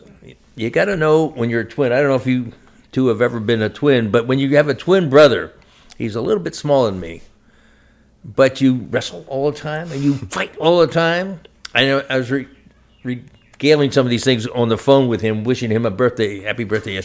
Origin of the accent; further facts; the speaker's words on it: Shillington, Pennsylvania, United States; I'm from Shillington, Pennsylvania, and that's a suburb of Reading in eastern Pennsylvania. And born there